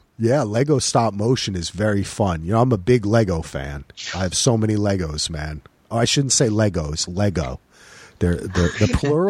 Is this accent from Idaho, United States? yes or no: no; New Jersey, United States; I grew up in New Jersey, which is closer to you. Basically, kind of like across the pond, as they say, right? Like near New York.